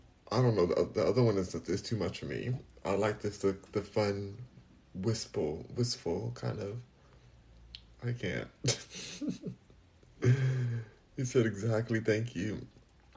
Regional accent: Los Angeles, California, United States; moved away as an adult; now in Houston, United States; I'm born and raised in Los Angeles. Born and raised.

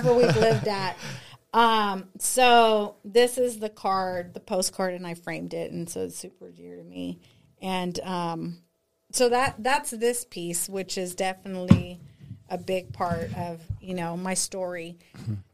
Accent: Austin, Texas, United States; born or raised there; also born or lived in San Antonio, Texas

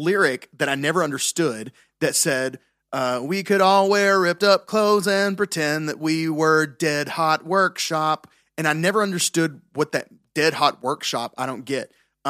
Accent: Tennessee, United States; I'm from Tennessee.

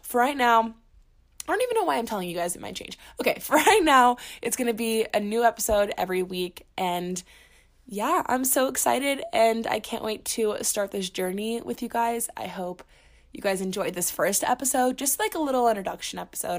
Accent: Orlando, Florida, United States; moved away as an adult; now in Boulder, United States; I'm originally from Orlando, Florida, but I moved to Colorado when I moved to Boulder for school at the University of Colorado Boulder for my second year of college

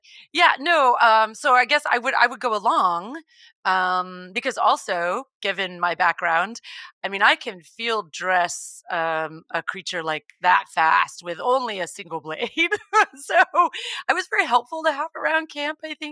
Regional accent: Texas, United States; I grew up in Texas, and I come from an animal background

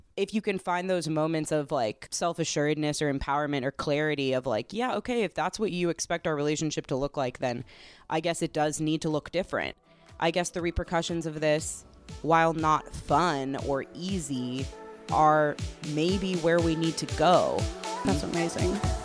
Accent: East Coast, United States; now in Chicago, United States; I grew up on the East Coast

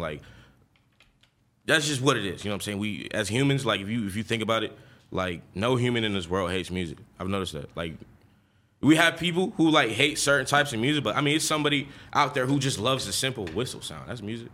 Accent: Lawrenceville, Georgia, United States; also born or lived in Flint, Michigan / Atlanta; I'm born in Flint, Michigan. I left Flint, Michigan when I was seven and then went straight to Lawrenceville, Georgia

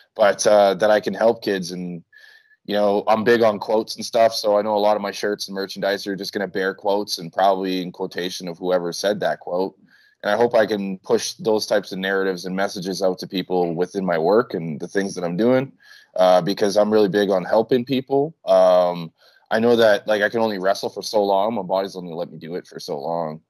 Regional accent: Winnipeg, Manitoba, Canada; moved away as an adult; now in Mexico; I'm from Winnipeg

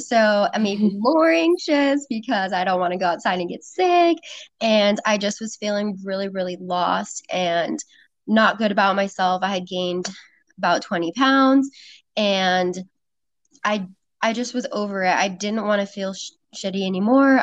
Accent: Sacramento, California, United States; moved away as an adult; now in San Diego, United States; I moved from Sacramento, where I lived my whole life, all the way to San Diego

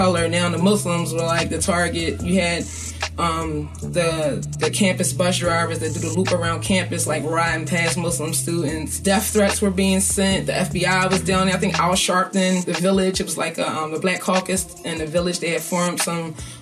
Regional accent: Philadelphia, Pennsylvania, United States; Growing up in North Philly

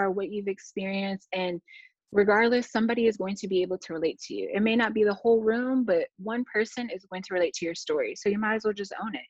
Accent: Detroit, Michigan, United States; also born or lived in New York; growing up in Detroit, I loved it.

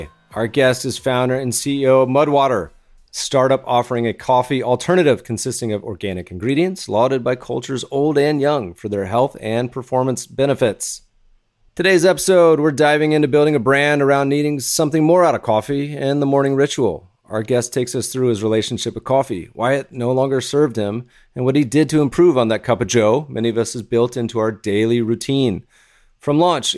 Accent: Colorado, United States; also born or lived in North Carolina; I grew up in Colorado mostly and a little North Carolina

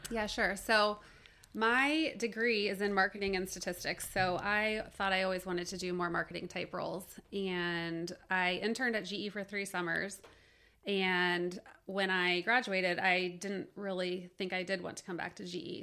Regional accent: Cincinnati, Ohio, United States; I grew up in Cincinnati

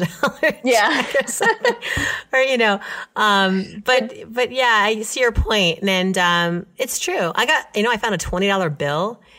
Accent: New York, United States; No, as a New Yorker.

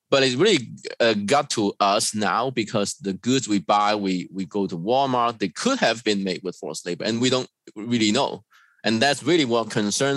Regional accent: China; moved away as an adult; also born or lived in Hong Kong; I was born and raised in China.

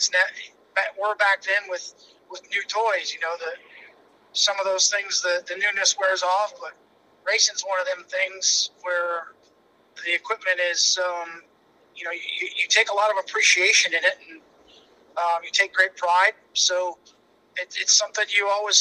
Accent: Minot, North Dakota, United States; I'm North Dakota boy, born and raised in Minot

